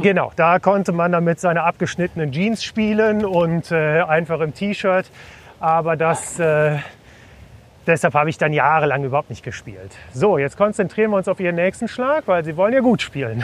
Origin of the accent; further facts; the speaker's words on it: Cologne, North Rhine-Westphalia, Germany; als Kölner